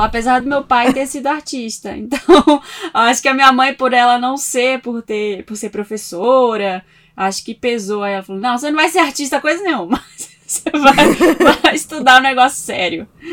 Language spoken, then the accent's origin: Portuguese; Belém, Pará, Brazil; moved away as an adult; now in São Paulo, Brazil; eu sou de Belém do Pará, nasci lá, cresci muito com uma coisa de moda na cabeça